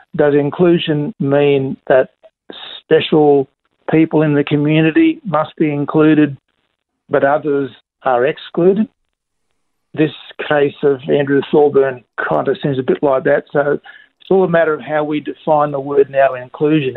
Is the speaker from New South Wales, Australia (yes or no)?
no; Queensland, Australia; I'm, I'm a Queenslander. I'm not a, I'm not a Melbourneian